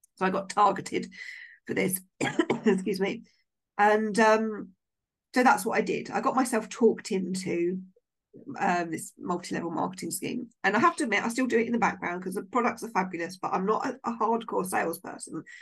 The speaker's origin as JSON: {"language": "English", "town": "Maidenhead", "region": "South East England", "country": "United Kingdom", "said": "I'm from Maidenhead"}